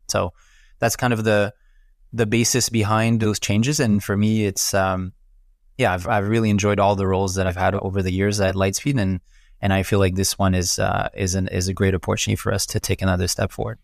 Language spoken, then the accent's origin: English; Quebec, Canada; accent: French Canadian; also born or lived in Montreal; as I'm sure you can pick up from my funky accent, I'm, I'm French Canadian, so based out of Montreal